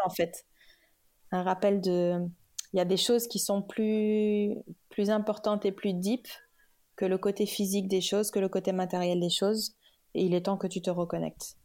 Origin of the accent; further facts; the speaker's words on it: Dakar, Senegal; also born or lived in Kaolack, Senegal / Paris, France; Je suis née, j'ai grandi au Sénégal. Mhm. Euh, j'étais à Kaolac, donc euh, dans, le, dans la région de. J'étais à Kaolack jusqu'à jusqu'à ce que j'ai 10 ans. Ensuite, je suis allée à Dakar jusqu'au bac